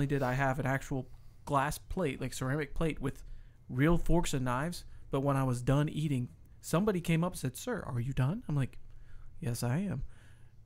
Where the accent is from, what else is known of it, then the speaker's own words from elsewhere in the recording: West Virginia, United States; moved away as an adult; I'm born and bred in Western Virginia